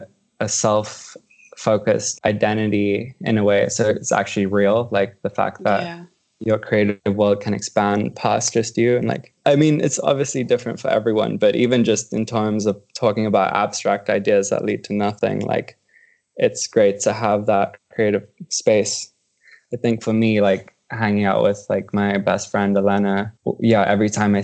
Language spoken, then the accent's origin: English; South Africa; moved away as an adult; now in Los Angeles, United States; I'm an artist from South Africa and have been based out of Los Angeles for the past 3 years.